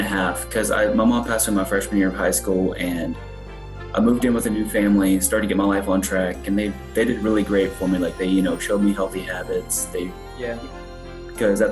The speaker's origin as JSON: {"language": "English", "region": "Texas", "country": "United States", "moved": "as an adult", "lives_now": "North Carolina, United States", "said": "I was moving from Texas, which is where I'm originally from, to North Carolina"}